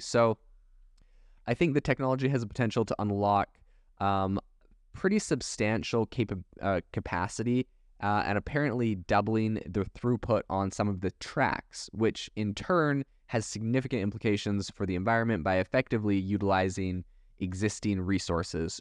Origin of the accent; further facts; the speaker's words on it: Canada; also born or lived in Europe; now in United States; I was raised in Canada.